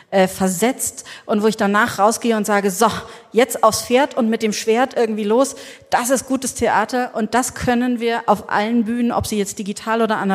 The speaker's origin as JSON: {"language": "German", "region": "Berlin", "country": "Germany", "said": "Also ähm, ich bin mit 18 in Berlin. Ich komme aus Berlin und da bin ich so mit 18 in den CCC so rein diffundiert."}